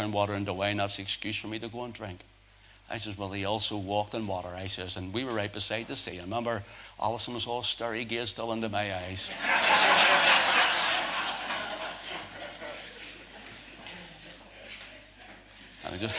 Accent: Northern Ireland, United Kingdom; Northern Ireland

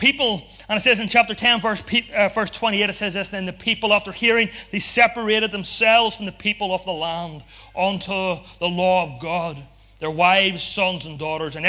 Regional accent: Ulster, Northern Ireland, United Kingdom; because we're from Ulster

